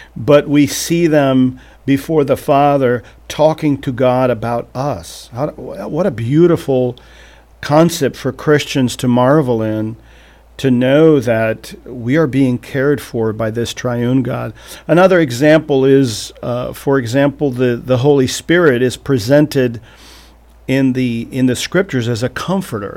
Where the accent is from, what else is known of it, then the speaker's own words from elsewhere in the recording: Portugal; moved away as an adult; also born or lived in Vermont; now in Missouri, United States; I was born and raised in Portugal